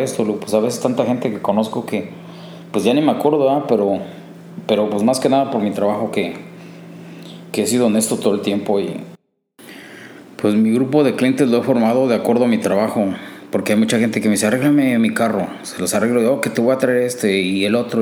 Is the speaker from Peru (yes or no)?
no; Cuautla, Morelos, Mexico; moved away as an adult; now in Chicago, United States; Soy de México, de una parte de México se llama Cuautla, Morelos. Ahí crecí, ahí nací, ahí crecí.